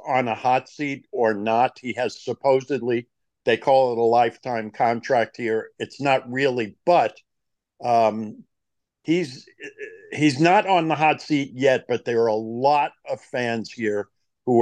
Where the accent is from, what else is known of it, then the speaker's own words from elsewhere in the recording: New York, United States; I grew up in New York